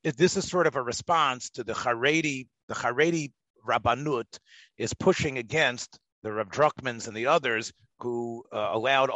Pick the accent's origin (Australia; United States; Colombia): United States; the South; I'm from the South